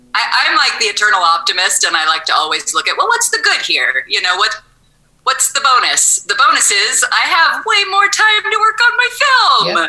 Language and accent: English; Los Osos, California, United States; also born or lived in Morro Bay / Paso Robles / Atascadero / Nipomo; now in Creston, United States; I grew up in Los Osos.